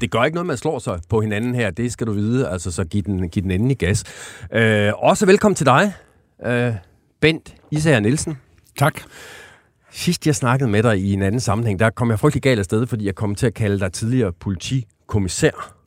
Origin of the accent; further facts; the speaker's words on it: Aarhus, Central Denmark Region, Denmark; Jeg kommer fra Aarhus